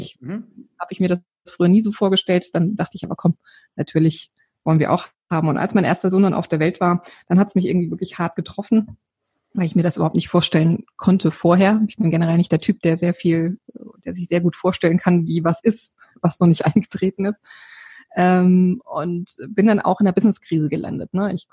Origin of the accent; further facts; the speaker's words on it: Odenwald, Germany; lebe hier an der wunderschönen Bergstraße, ganz in der Nähe meiner alten Heimat. Ich komme ursprünglich aus dem Odenwald